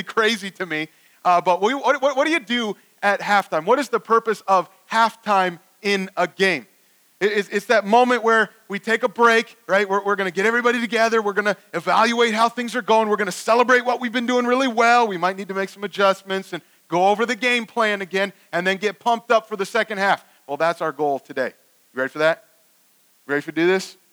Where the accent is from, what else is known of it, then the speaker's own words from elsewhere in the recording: Cleveland, Ohio, United States; I'm also from Cleveland